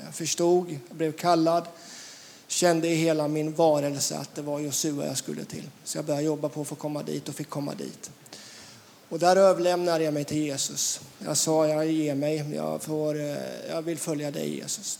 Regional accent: Västervik, Kalmar County, Sweden; Jag är född i Västervik

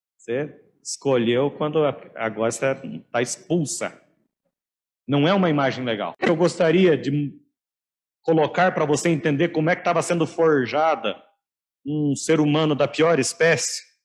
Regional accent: Laranjeiras do Sul, Paraná, Brazil; na minha adolescência, juventude, infância em Laranjeiras do Sul

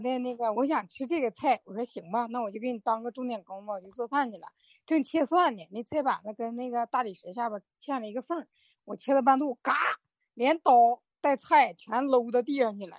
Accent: Chifeng, Inner Mongolia, China; 我来自内蒙古赤峰

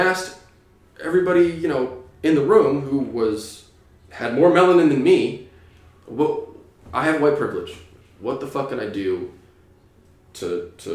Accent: New Hampshire, United States; now in California, United States; I grew up in New Hampshire with no TV, some gay neighbors.

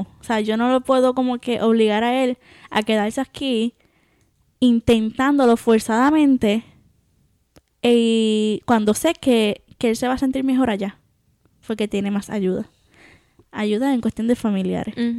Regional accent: Puerto Rico; moved away as an adult; cuando, cuando me fui de Puerto Rico, me acuerdo, sí, lloré porque me estaba despidiendo, ¿verdad? Me iba a dejar por primera vez tanto tiempo de mi familia.

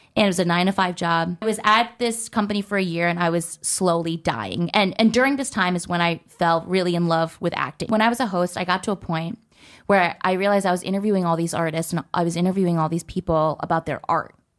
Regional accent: New Jersey, United States; I was born and raised in New Jersey.

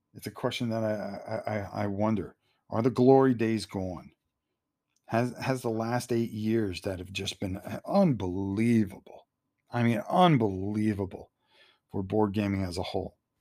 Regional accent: Connecticut, United States; growing up in Connecticut, you know, going to New Haven Coliseum all the time

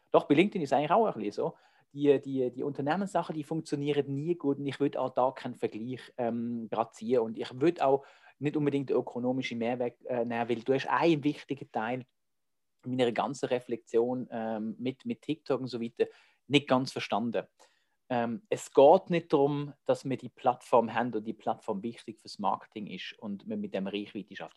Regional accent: Switzerland; accent: Swiss German; ich rede Schweizerdeutsch

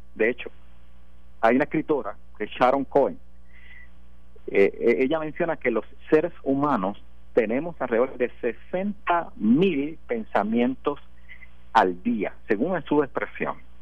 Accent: Puerto Rico; Yo soy puertorriqueño.

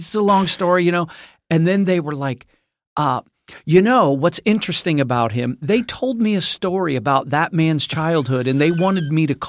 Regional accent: Buckley, United States; I'm the son of James P or James and Jeanette …. They're missionaries and pastors. I am from Buckley.

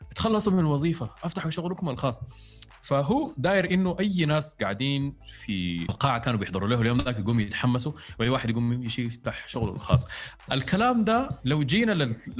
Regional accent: Sudan; إحنا كموظفين سودانيين

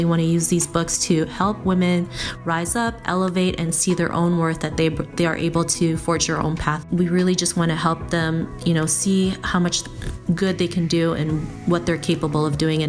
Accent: Toronto, Ontario, Canada; I am from Toronto, Canada

